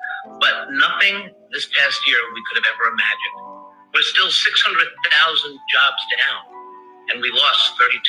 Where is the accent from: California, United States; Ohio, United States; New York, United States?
New York, United States; New York City; I'm a lifelong New Yorker, born and raised in Washington Heights.